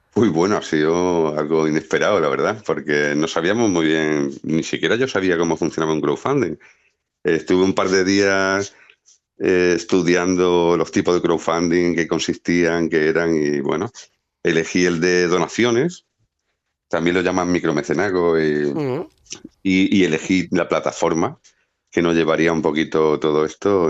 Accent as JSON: {"language": "Spanish", "town": "Cardeña", "region": "Andalusia", "country": "Spain", "tie": "born or raised there", "moved": "yes", "lives_now": "Jerez de la Frontera, Spain", "said": "en Cardeña, que es mi pueblo"}